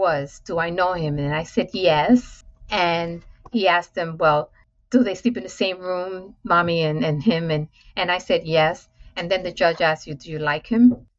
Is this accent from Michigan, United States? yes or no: no; New York City, New York, United States; I'm born and raised in Manhattan, in New York City, in public housing, affectionately known as the Projects